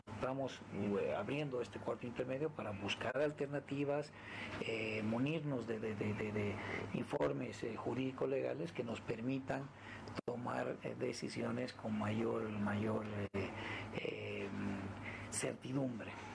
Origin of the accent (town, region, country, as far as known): Bolivia